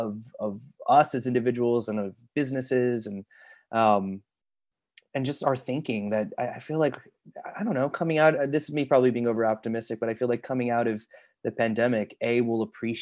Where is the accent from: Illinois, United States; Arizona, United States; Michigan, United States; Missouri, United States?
Illinois, United States; Chicago; I grew up in Chicago, and so I had a lot of friends who, as kids, were going out for commercials and such.